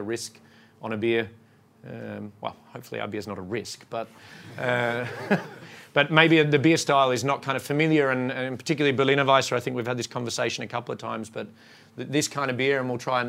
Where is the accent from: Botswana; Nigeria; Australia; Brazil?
Australia; now in Sweden; I'm from Australia